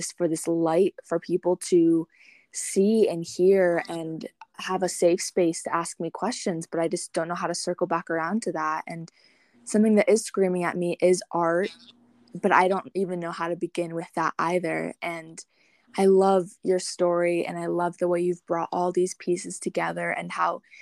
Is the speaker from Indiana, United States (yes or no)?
no; Michigan, United States; now in Colorado, United States; I'm from Michigan, but I'm living in Colorado, and I'll be heading out to Washington.